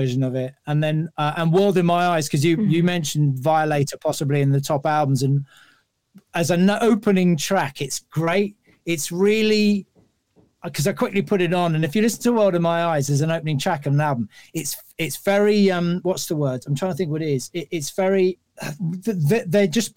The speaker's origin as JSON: {"language": "English", "region": "London", "country": "United Kingdom", "said": "being a Londoner"}